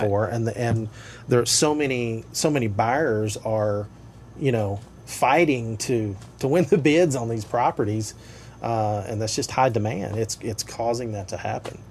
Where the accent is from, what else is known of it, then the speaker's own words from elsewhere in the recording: Tri-Cities area, East Tennessee, United States; moved away; I grew up in East Tennessee in the Tri Cities area